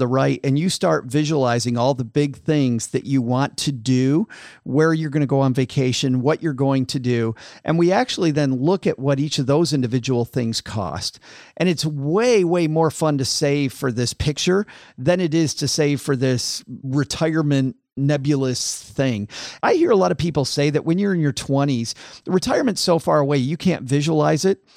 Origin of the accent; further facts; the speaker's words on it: West Michigan, United States; I grew up in West Michigan, which was farm country